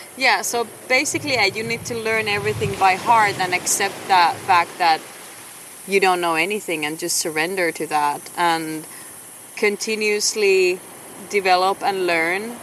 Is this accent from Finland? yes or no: yes; Finland; moved away as an adult; also born or lived in Shanghai, China; now in Puerto Jimenez, Costa Rica; I was born in Finland, and that's what my passport still says. Um, so I was born and raised there by the Russian border